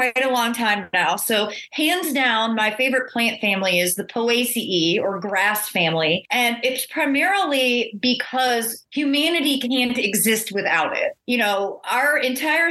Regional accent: Monroe, Michigan, United States; now in North Carolina, United States; I'm a native Michigander. I grew up in Monroe

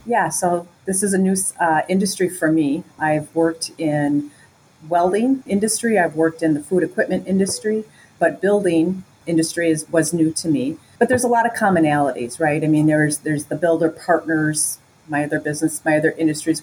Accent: Wisconsin, United States; moved away as an adult; also born or lived in Chicago; I grew up in Wisconsin. It's a Midwest, northern Midwest state

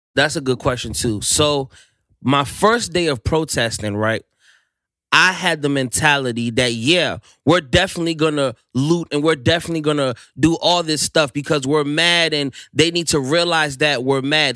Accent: Silver Spring, Maryland, United States; I'm from Silver Spring, Maryland. Um, it's, uh, in the D M V area

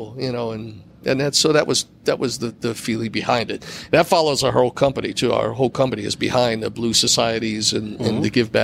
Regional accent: Cleveland, Ohio, United States; moved away; Cleveland, my hometown

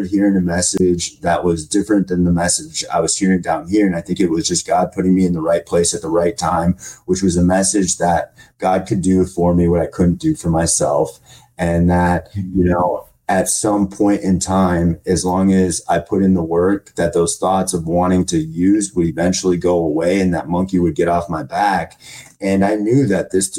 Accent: Minnesota, United States; moved away as an adult; now in Arizona, United States; So in my hometown, in a small podunk town in Minnesota

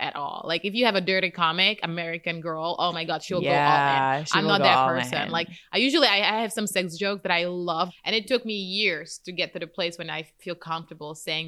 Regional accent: Czechia; moved away as an adult; now in United States; Czech Republic.

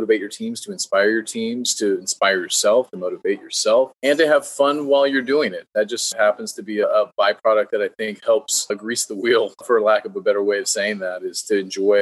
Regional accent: San Jose, California, United States; I'm from San Jose, California, Silicon Valley

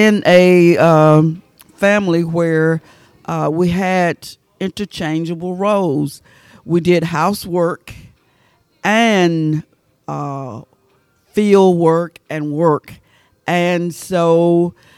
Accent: Waverly Hall, Georgia, United States; moved away as an adult; also born or lived in Hamilton, Georgia / Athens, Georgia; I was born in Hamilton, Georgia, and grew up in Waverly Hall, Georgia.

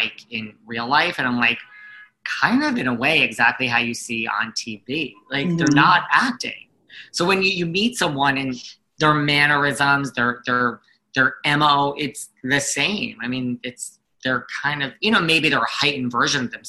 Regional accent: New York, United States; accent: New York; I'm very New York

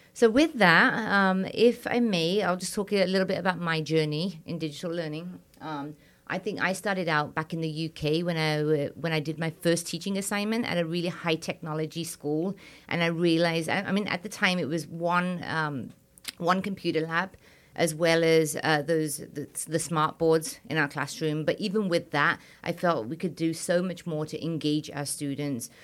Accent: England, United Kingdom; moved away as an adult; also born or lived in India; now in United States; I'm Indian and British

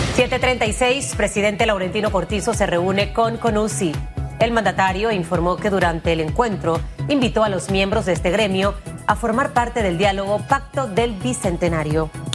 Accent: Chiriquí, Panama; moved away; Yo no soy de tierras altas como Hugo, pero soy chiricana

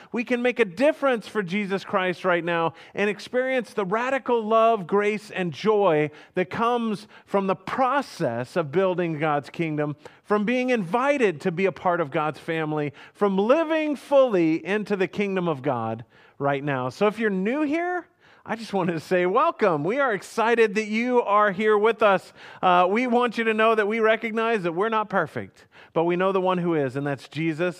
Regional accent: Houston, Texas, United States; moved away; also born or lived in Hannibal, Missouri; I grew up in Houston, Texas

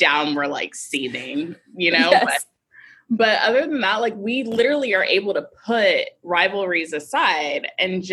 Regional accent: Houston, Texas, United States; I was born and raised in Houston

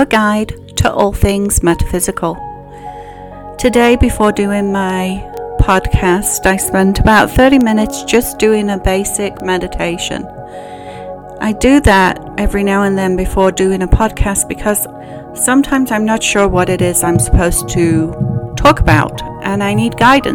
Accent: England, United Kingdom; moved away; from my voice, you can tell I grew up in England.

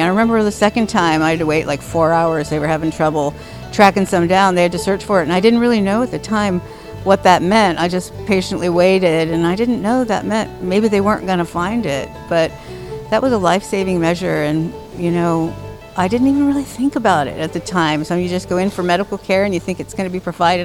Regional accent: Miami, Florida, United States; now in Seattle, United States; growing up in Miami

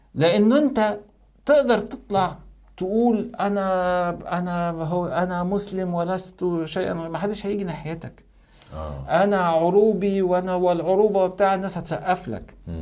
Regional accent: Egypt; بعتبر نفسي انا مصري

